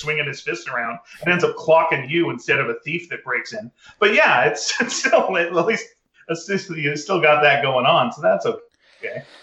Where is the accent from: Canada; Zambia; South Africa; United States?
Canada; Montreal, Quebec; I'm from Montreal